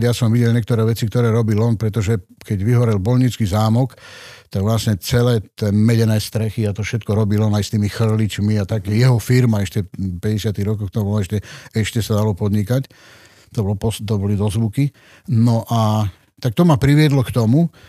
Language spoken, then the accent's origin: Slovak; Kremnica, Banská Bystrica Region, Slovakia; Ja som rodený kremničan, som sa narodil v Kremnici v máji 57